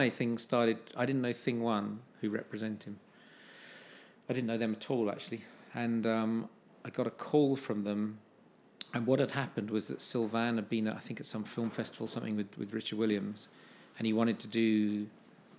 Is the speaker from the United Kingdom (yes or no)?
yes; United Kingdom; being British